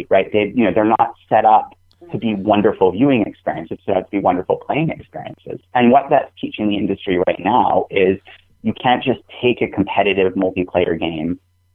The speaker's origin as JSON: {"language": "English", "region": "New England", "country": "United States", "said": "I'm from New England"}